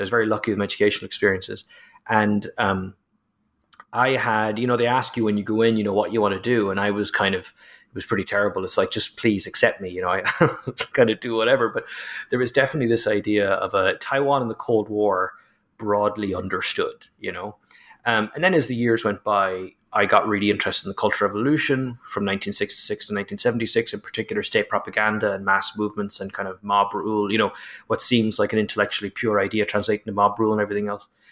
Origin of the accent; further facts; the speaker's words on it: Ireland; as an Irishman